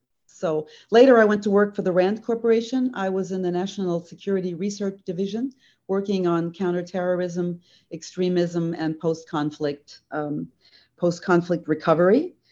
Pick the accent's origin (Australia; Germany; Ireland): Germany; Well, I'm an Army brat, actually. I grew up on Army bases mostly in Germany. My dad was the command sergeant major there.